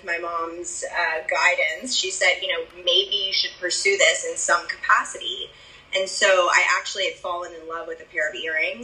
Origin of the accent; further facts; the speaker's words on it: Nashville, Tennessee, United States; I am from Nashville